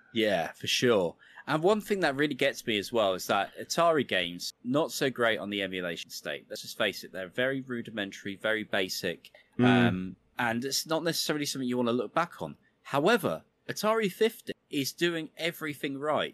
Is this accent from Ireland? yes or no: no; United Kingdom; being a Brit- British kid